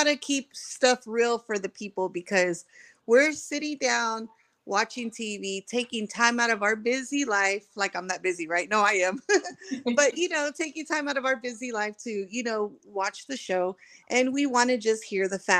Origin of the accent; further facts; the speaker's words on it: Texas, United States; I'm a Texas girl, so I'm here in Texas.